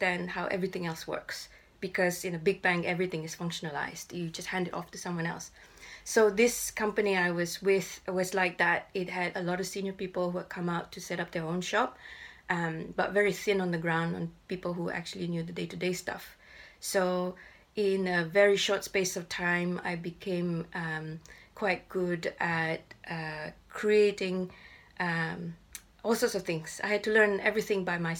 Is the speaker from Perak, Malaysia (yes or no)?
yes; Ipoh, Perak, Malaysia; moved away as an adult; now in London, United Kingdom; I grew up in Ipoh, and I'm still in touch with my school friends